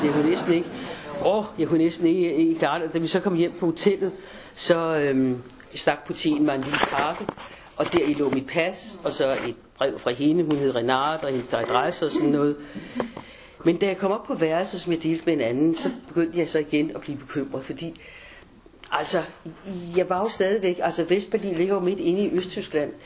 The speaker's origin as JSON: {"language": "Danish", "country": "Denmark", "said": "jeg havde dansk pas"}